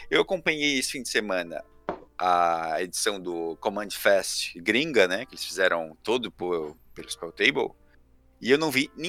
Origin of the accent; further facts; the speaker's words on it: Brazil; sou brasileiro